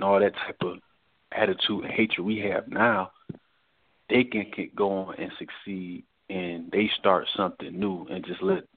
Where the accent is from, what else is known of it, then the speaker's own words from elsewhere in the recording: Detroit, Michigan, United States; now in Newport News, United States; I'm from Detroit, Michigan originally